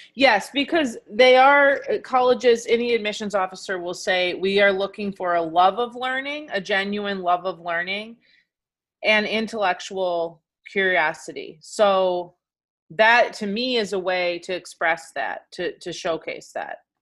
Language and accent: English; Michigan, United States; moved away as an adult; also born or lived in New York, United States / California, United States; now in Milwaukee, United States; So I'm from Michigan originally.